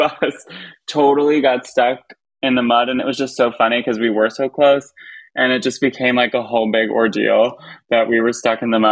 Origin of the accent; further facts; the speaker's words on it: Long Island, New York, United States; I'm from Long Island